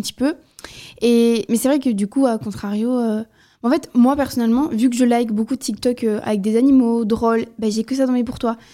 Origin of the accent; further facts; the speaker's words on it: southern France, France; je viens du Sud